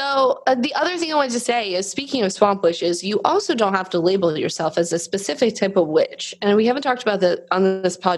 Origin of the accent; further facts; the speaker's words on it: New Jersey, United States; I grew up in Central Jersey, which, by the way, is a place. And I grew up by the swamps over like Union Beach, Hazlitt area.